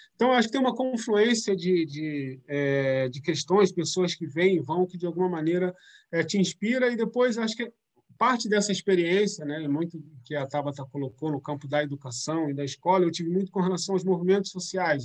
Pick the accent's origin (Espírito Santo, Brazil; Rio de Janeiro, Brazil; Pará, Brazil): Rio de Janeiro, Brazil; São Gonçalo; na área onde eu cresci, é perto do, do Shopping São Gonçalo, lá perto da BR